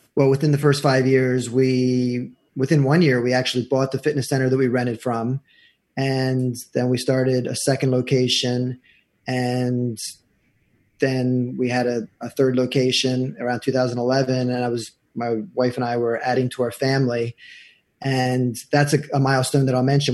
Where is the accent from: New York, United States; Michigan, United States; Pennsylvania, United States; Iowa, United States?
Pennsylvania, United States; York; moved away as an adult; also born or lived in Jackson, Mississippi; now in New Jersey, United States; I'm a transplant. I'm from nice. York, Pennsylvania.